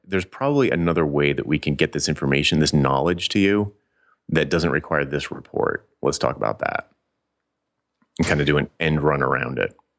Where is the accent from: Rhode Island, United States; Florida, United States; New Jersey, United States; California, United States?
Rhode Island, United States; Providence; little teeny Providence, Rhode Island